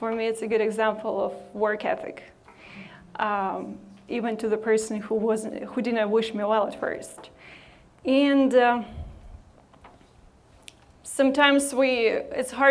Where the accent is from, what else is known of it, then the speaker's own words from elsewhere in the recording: Odesa, Odesa Oblast, Ukraine; moved away as an adult; I come from Ukraine and was born and raised there